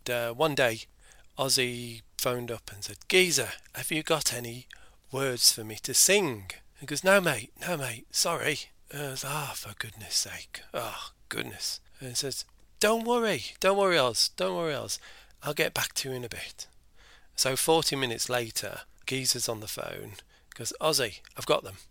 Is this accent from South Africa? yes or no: no; Ireland; being Irish myself